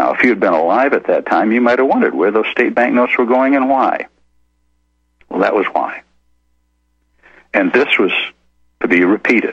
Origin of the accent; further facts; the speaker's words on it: Maine, United States; I, being from the state of Maine